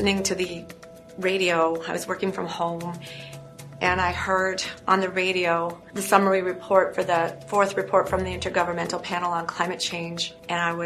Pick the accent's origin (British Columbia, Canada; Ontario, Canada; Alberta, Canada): Ontario, Canada; Niagara Falls; now in Toronto, Canada; I grew up in Niagara Falls. That's Niagara Falls, Canada.